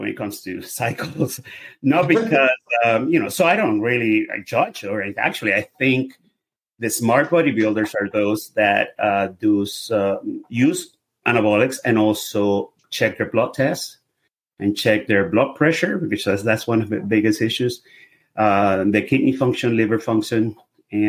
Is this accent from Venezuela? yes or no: yes; Venezuela; English is a second language; now in United States; I'm obviously by my accent, you can hear I'm a foreigner. I'm from Venezuela. I've been here forever, 35 years, 37. I'm a U.S. citizen